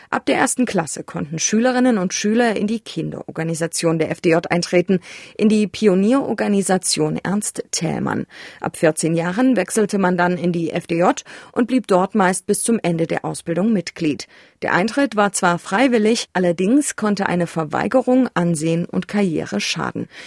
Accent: Saxony, Germany; born there; ich bin Redakteurin bei MDR Aktuell und wurde noch in der DDR geboren mitten in Sachsen.

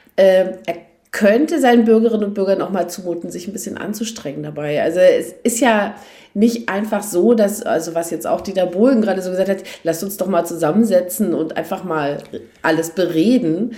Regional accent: East Germany, Germany; als Ossi

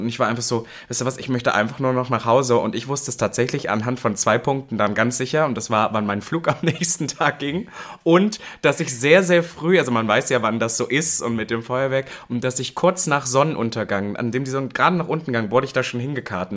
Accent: MDR broadcast area, Central Germany, Germany; now in Berlin, Germany; MDR Sputnik ist ja auch ein Radiosender aus meiner Heimat

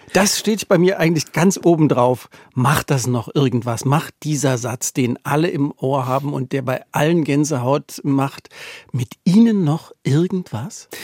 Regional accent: East Germany, Germany; Also ich bin im Osten groß geworden

